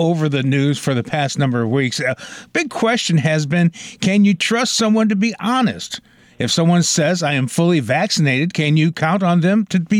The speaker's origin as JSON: {"language": "English", "town": "Collinsville", "country": "United States", "tie": "born or raised there", "said": "right here in my hometown of Collinsville"}